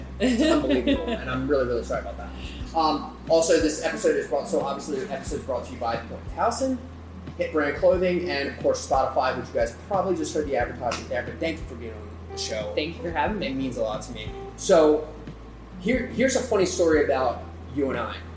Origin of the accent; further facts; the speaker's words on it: Baltimore, Maryland, United States; I'm from Baltimore.